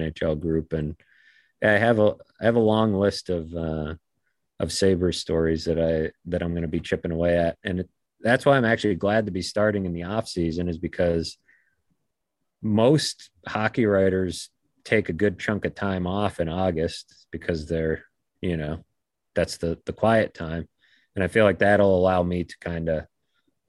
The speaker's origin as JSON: {"language": "English", "town": "Boston", "region": "Massachusetts", "country": "United States", "tie": "born or raised there", "said": "I grew up playing hockey in the Boston area"}